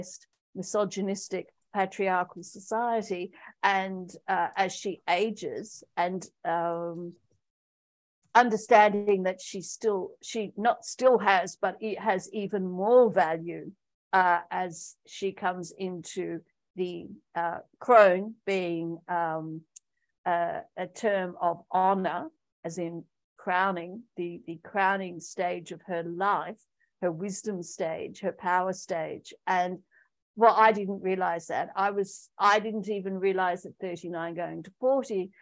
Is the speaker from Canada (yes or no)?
no; Australia; moved away as an adult; also born or lived in Pakistan; I returned back to my home country, Australia, with a suitcase and the clothes on my back